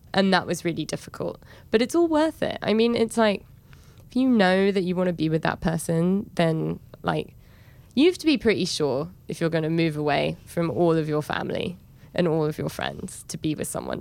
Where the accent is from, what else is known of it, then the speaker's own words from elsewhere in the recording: England, United Kingdom; moved away as an adult; now in New York, United States; in New York, I'm seen as an English person that lives here